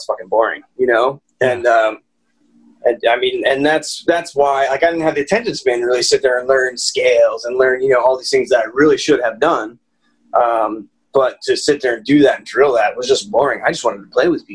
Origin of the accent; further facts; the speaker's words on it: Lansdale, Pennsylvania, United States; also born or lived in Hatfield, Pennsylvania / Quakertown, Pennsylvania; I grew up, you know, in the North Penn area. Childhood was Hatfield, and then, you know, eventually in Lansdale when we were in high school